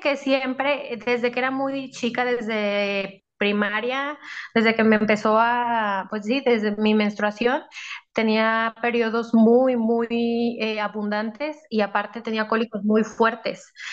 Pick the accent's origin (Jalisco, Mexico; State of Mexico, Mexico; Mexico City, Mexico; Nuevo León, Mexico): Nuevo León, Mexico; Monterrey; tengo 33 años, eh, soy de México